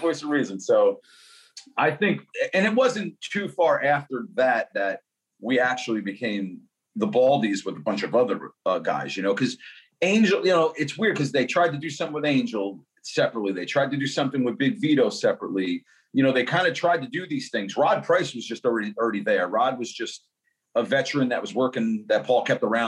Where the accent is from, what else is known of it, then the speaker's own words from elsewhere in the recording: upstate New York, United States; I'm from upstate New York